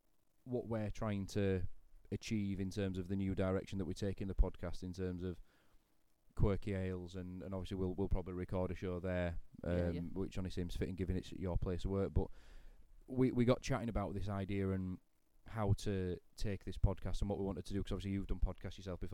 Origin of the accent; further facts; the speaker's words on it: Great Preston, Yorkshire and the Humber, United Kingdom; I grew up in Great Preston, which is a village in between all three.